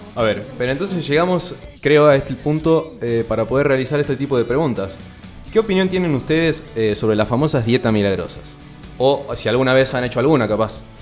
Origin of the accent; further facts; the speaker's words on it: Jujuy, Argentina; now in Salta, Argentina; yo llegué acá, soy de Jujuy, ahora bueno, estoy viviendo en Salto solo.